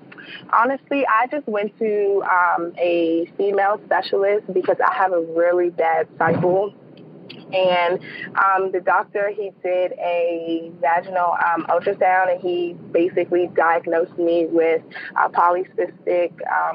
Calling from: Calvert County, Maryland, United States; I'm calling from Calvert County, Maryland.

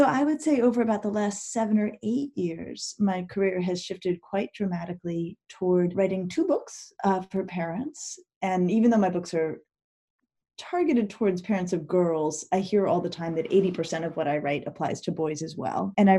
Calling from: Shaker Heights, Ohio, United States; I live in Shaker Heights, Ohio, and that's where I am right now.

